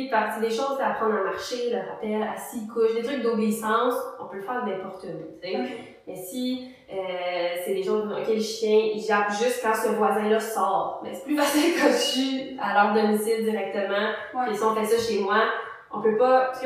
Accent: Mercier, Quebec, Canada; moi, je viens euh, de Ville-Mercier

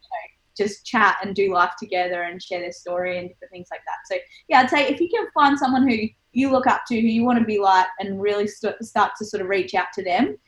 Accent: Geelong, Victoria, Australia; So even growing up, I grew up in the Apostolic Church, in the church in Geelong.

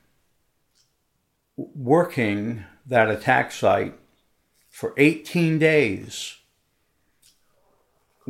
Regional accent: Maine, United States; also born or lived in Washington, D.C.; I was born in Washington, D.C., and at a young age moved to Maine, mm-hmm. went through high school in Maine

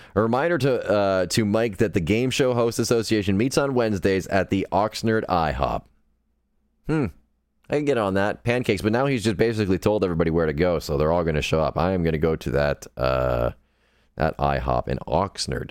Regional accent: Sudbury, Ontario, Canada; I am from Sudbury, Ontario, Canada

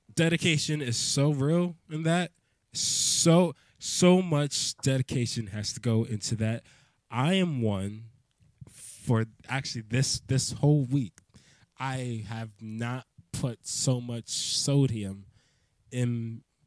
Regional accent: Maryland, United States; I'm from I'm from Maryland

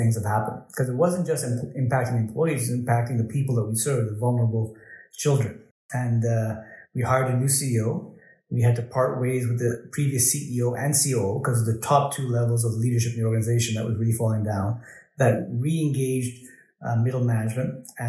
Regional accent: Pakistan; born there; I was born in Pakistan.

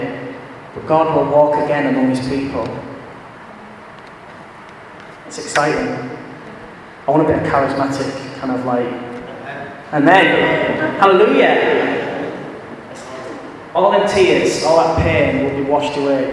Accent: England, United Kingdom; As English Christians

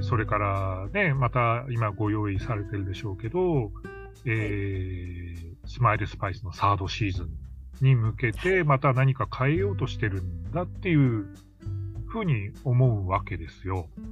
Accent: Hokkaido, Japan; 私、地元北海道ですけど

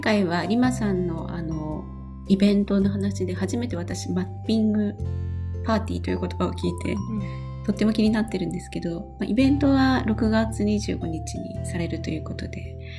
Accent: Numazu, Shizuoka, Japan; now in Tokyo, Japan; 今東京なんですけど私の出身地は沼津静岡県の沼津市

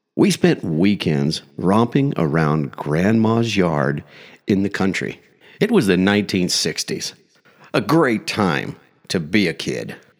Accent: small Midwestern town, United States; moved away; It's been over forty-five years since I left that small Midwestern town

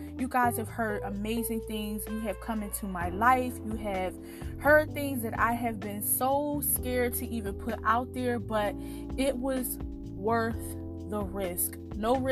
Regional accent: Philadelphia, Pennsylvania, United States; now in Washington, D.C., United States; I'm from Philly

